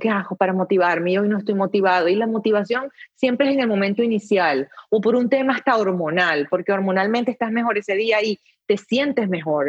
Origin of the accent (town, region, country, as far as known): Venezuela; now in United States